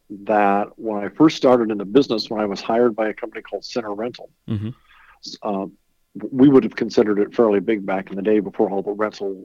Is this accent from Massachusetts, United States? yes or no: no; Huron, South Dakota, United States; moved away as an adult; also born or lived in Denver, Colorado; I grew up in Huron, South Dakota.